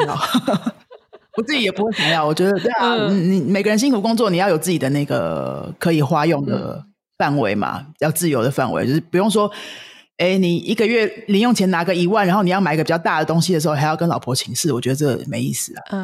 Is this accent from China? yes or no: no; Taiwan; 我们台湾人说的没钱